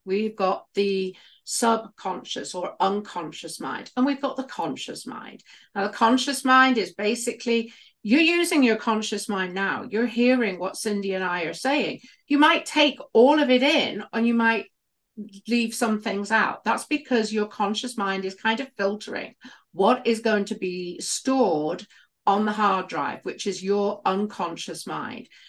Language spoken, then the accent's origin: English; United Kingdom; accent: British; moved away; I was a midwife for many, many years in the U K. You can probably tell from my accent.